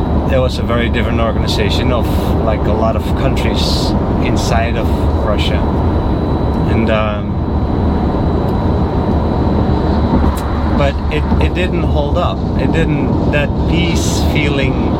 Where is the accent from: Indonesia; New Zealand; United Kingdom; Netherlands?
Netherlands; now in United States; I'm from the Netherlands. My country's tiny